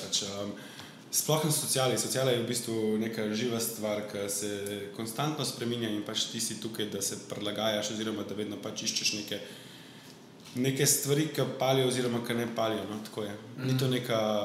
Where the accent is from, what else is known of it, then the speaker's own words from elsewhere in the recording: Slovenia; vsi mi Slovenci smo res pač tako zadrti narod